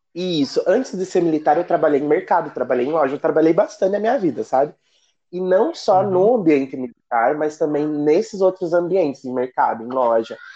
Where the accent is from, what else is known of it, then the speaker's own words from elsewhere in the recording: Ponta Grossa, Paraná, Brazil; moved away as an adult; now in Rio de Janeiro, Brazil; Eu moro numa vila que fica a 14 quilômetros da cidade Ponta Grossa. Ainda pertence, mas é tipo zona rural